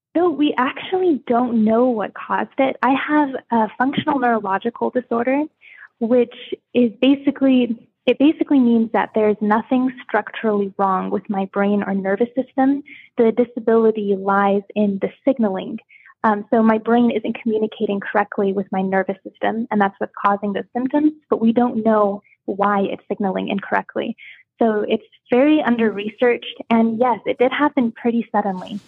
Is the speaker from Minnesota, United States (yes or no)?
no; Washington, United States; moved away as an adult; also born or lived in Hawaii; now in Fort Riley, Kansas, United States; Originally from Hawaii, um, but I moved to Washington State when I was about six years old. So I've been there most of my life